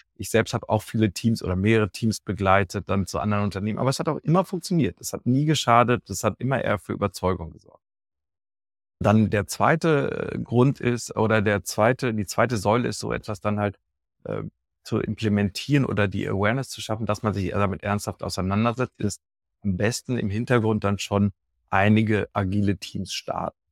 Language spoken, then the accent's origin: German; Dortmund, North Rhine-Westphalia, Germany; now in Düsseldorf, Germany; ich bin in Dortmund ursprünglich geboren, lebe jetzt in Düsseldorf